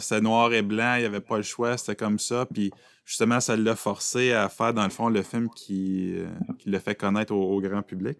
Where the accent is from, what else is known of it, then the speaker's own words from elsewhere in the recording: Aylmer, Quebec, Canada; je viens d'Elmer